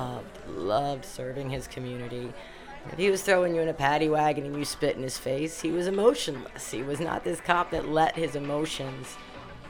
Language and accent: English; Baltimore, Maryland, United States; moved away as an adult; now in Colorado, United States; I grew up in Baltimore City